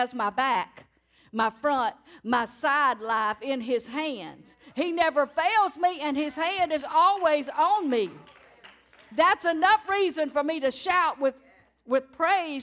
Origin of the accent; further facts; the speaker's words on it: Cajun, Louisiana, United States; That's Cajun. That's the way I was raised.